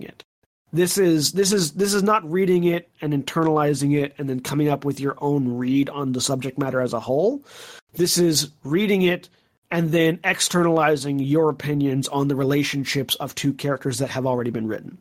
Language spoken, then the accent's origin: English; the South, United States; growing up in the South and having Southern grandmothers